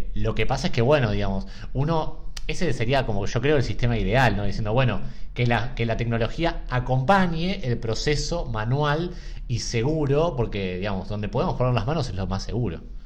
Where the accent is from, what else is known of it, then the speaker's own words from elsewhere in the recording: Argentina; como argentinos